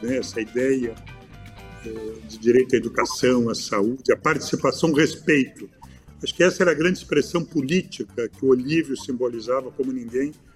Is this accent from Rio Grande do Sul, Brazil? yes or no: yes; São Leopoldo, Rio Grande do Sul, Brazil; moved away as an adult; now in Porto Alegre, Brazil; Eu nasci em São Leopoldo. São Leopoldo é uma região aqui da região metropolitana, perto aqui, 30 quilômetros de Porto Alegre. Hoje eu moro há bastante tempo aqui em Porto Alegre, mas nasci e me criei nesta, uhum. nesta cidade.